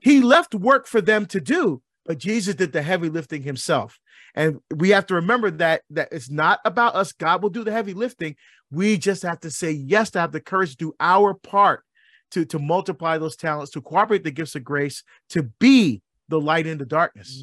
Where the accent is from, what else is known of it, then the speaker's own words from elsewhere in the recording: Barbados; I'm from, I was born in Barbados. I love my Caribbean heritage. I love our music. I love our food. I still speak our dialect